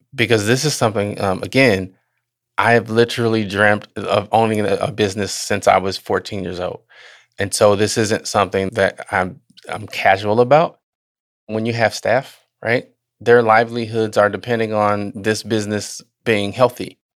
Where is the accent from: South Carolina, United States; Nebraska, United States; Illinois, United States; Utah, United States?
Illinois, United States; Southern; also born or lived in Chicago, Illinois; She moved us to Southern Illinois, and that's where I grew up